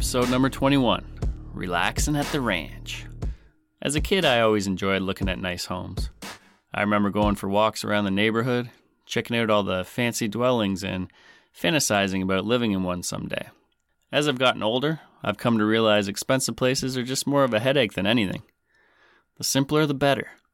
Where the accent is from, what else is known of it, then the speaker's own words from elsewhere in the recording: Canada; I'm your Canadian host